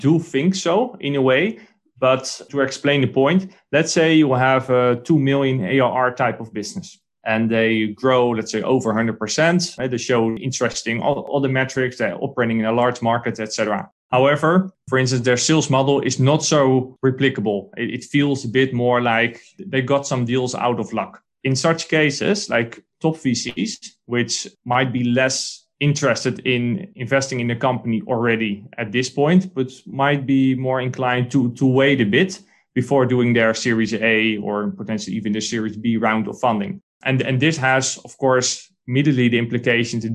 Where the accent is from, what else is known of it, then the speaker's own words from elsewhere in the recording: Netherlands; I'm a guy from the Netherlands or from Europe